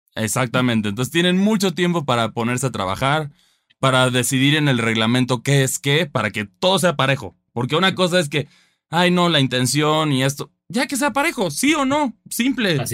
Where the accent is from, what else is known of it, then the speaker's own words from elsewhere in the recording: Mexico; como mexicano